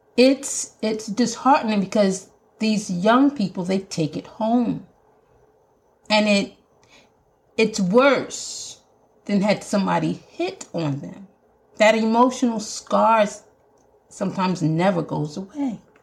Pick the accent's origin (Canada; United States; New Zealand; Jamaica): Jamaica; accent: Jamaican; my Jamaican accent's coming